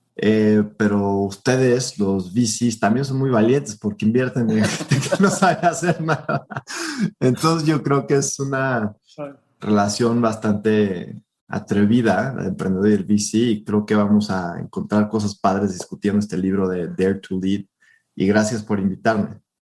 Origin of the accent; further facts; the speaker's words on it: Mexico; nosotros los mexicanos